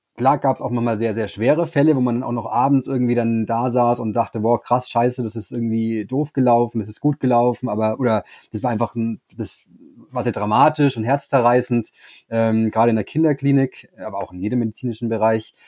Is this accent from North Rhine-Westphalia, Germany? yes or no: no; Bavaria, Germany; Ich komme ja aus Bayern